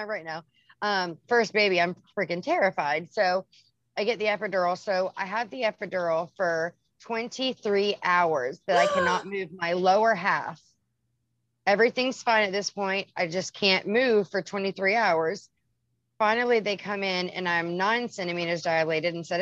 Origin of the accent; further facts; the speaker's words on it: Charleston, South Carolina, United States; I'm from South Carolina, Charleston, South Carolina.